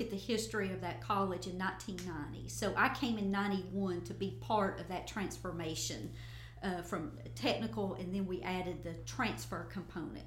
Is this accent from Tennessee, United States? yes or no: yes; Northeast Tennessee, United States; moved away as an adult; now in West Tennessee, United States; I was born and raised in Northeast Tennessee